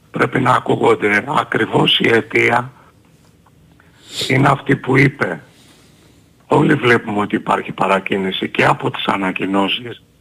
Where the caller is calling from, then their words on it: Agioi Anargyroi, Attica, Greece; από Αγίους Αργύρους.